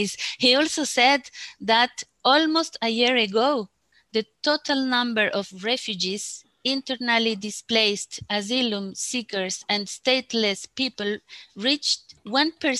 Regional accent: Bolivia; now in Geneva, Switzerland; I'm from Bolivia.

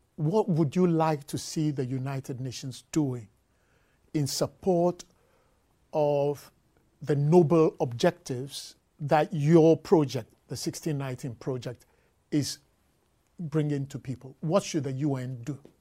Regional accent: Ghana; now in New York, United States; I am from Ghana

